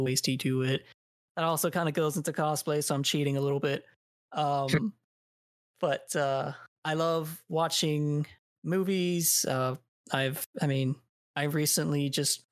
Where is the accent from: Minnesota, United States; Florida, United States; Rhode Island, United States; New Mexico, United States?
Florida, United States; moved away as an adult; now in Virginia, United States; I was born in Florida. I was raised till I was like 17, and then moved to Virginia.